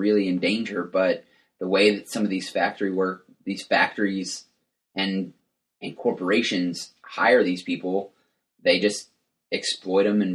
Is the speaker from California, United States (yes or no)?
no; West Texas, United States; I grew up in West Texas